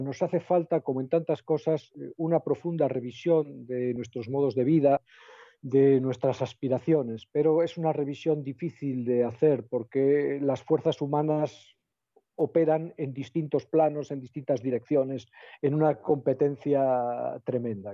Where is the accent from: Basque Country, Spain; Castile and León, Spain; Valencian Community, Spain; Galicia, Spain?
Castile and León, Spain; El Bierzo; yo soy del Bierzo